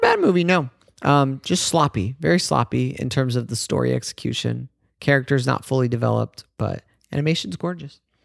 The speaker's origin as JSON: {"language": "English", "country": "United States", "said": "as an American"}